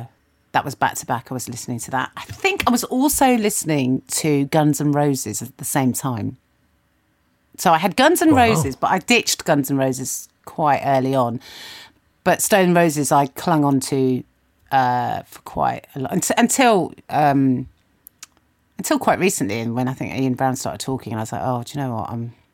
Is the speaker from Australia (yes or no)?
no; Kingston, London, United Kingdom; We were in Kingston, so getting to Brixton was easy.